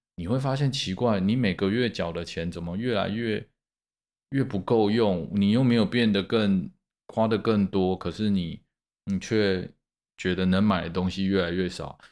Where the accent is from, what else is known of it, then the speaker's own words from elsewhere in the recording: Taipei, Taiwan; 我们台北人